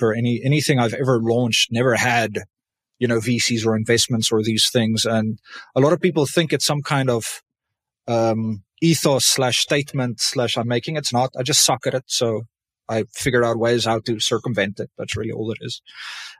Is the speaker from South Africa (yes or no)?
yes; South Africa; I'm South African